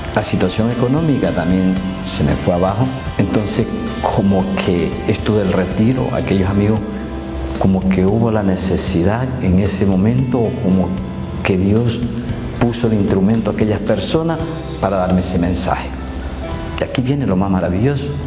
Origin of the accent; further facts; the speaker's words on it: Manabí, Ecuador; soy del Ecuador, provincia de Manabí